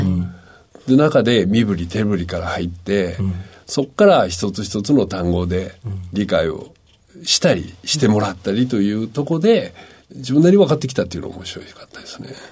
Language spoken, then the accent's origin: Japanese; Osaka, Japan; 大阪です。